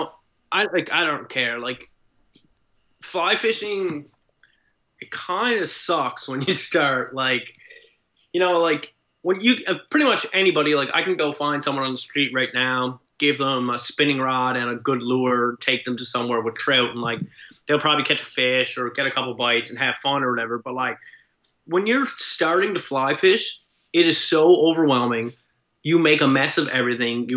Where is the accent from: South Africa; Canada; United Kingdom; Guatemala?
Canada; Nova Scotia; moved away as an adult; also born or lived in British Columbia; I'm from Nova Scotia, but I lived up until about 3 years ago. I actually lived in BC for maybe 5 or 6 years